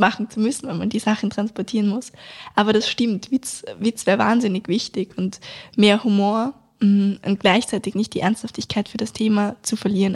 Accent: Vienna, Austria; bei uns in Wien

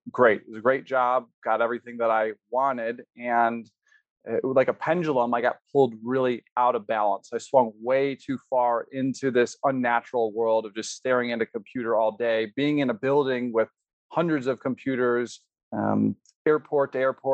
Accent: Chicago, Illinois, United States; now in Colorado, United States; growing up in Chicago with 1 or 2 dozen plants

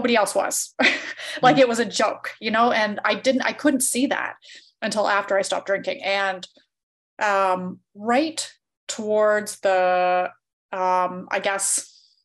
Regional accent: Canada; because I grew up in a small town and everybody drank, I'm from Canada

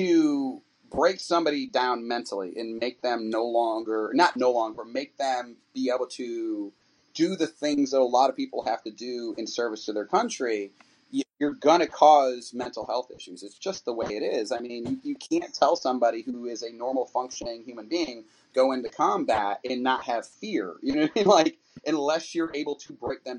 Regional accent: New York City, New York, United States; I'm a New Yorker by birth, so I grew up in and out of New York City my entire life. That's where I'm from

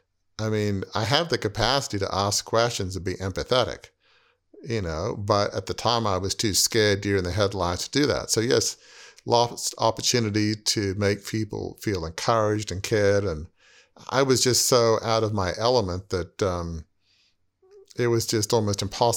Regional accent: Australia; I remember at an early age, teenage, growing up in Australia, in my mind's eye, I saw myself taking a leading role in Fairfax Media

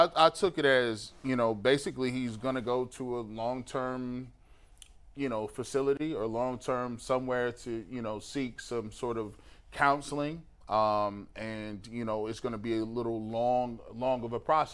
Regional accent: United States

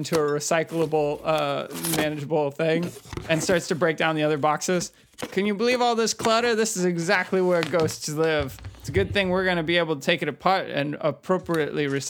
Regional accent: Atlanta, Georgia, United States; since I'm from Atlanta

